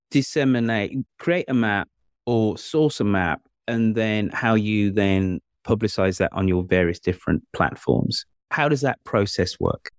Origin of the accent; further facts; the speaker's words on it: Birmingham, West Midlands, United Kingdom; moved away; my hometown of Birmingham